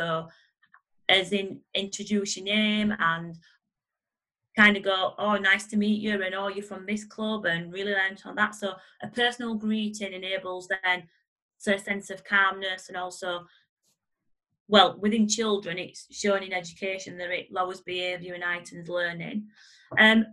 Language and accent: English; Barnsley, Yorkshire and the Humber, United Kingdom; I'm from Barnsley